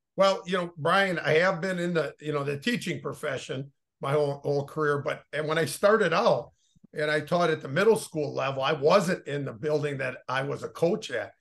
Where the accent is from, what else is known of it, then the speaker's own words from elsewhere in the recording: Oshkosh, Wisconsin, United States; I grew up in Oshkosh